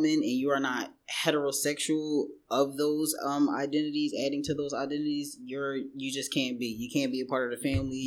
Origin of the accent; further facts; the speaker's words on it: Philadelphia, Pennsylvania, United States; moved away as an adult; now in New York City, United States; I'm born and raised in Philadelphia, Southwest to be exact